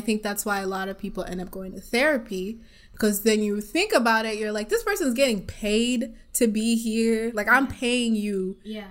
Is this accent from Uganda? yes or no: yes; East Side, Eastern Region, Uganda; now in Kalamazoo, United States; I'm also from Africa. I'm from Uganda, East Side, represent. And I've been living in this small city of Kalamazoo for over 10 years.